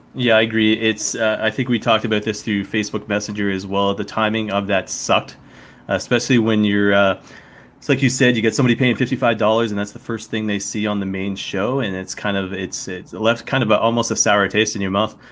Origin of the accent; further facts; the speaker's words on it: the Maritimes, Canada; moved away; also born or lived in Connecticut / London; I grew up in the Maritime